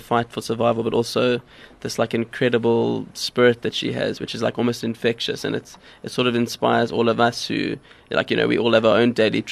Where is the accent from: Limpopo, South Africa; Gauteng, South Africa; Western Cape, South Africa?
Western Cape, South Africa; Cape Town; I grew up in Cape Town